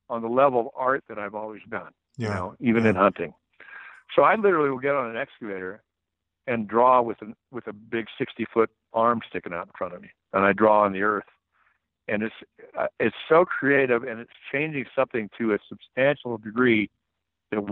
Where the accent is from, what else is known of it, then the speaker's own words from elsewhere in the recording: Nebraska, United States; moved away; I'm from Nebraska